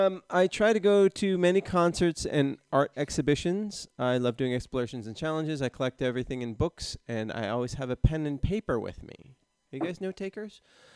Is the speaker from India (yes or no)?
no; Sweden; also born or lived in Denmark; now in Helsingborg, Sweden; from Sweden. A guy, 40 years old, who lives in Helsingborg. I've moved around a lot in Sweden and have lived in Denmark as well, and my family is both Danish and Swedish.